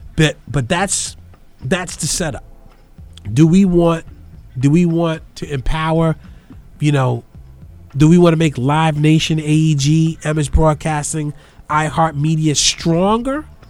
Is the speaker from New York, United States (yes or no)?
yes; New York City, New York, United States; now in Brooklyn, United States; in the Bronx where I grew up